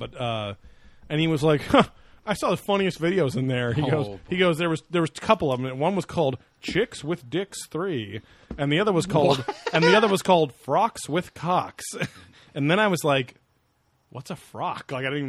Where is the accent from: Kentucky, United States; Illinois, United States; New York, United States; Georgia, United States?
New York, United States; Buffalo; And hey, I'm from Buffalo, New York.